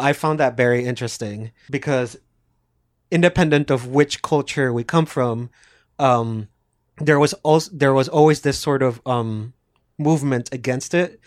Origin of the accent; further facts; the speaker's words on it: Puerto Rico; I'm also from Puerto Rico